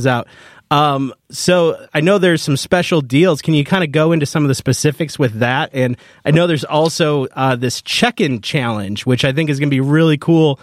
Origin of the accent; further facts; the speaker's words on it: Lake County, Illinois, United States; As someone that grew up in Lake County